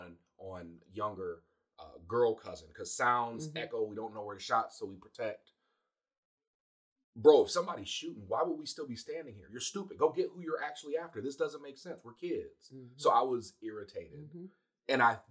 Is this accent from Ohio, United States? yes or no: yes; Cleveland, Ohio, United States; we're from Cleveland